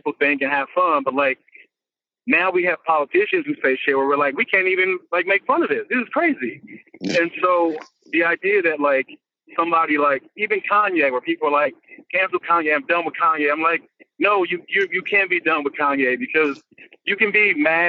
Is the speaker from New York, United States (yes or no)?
no; Compton, California, United States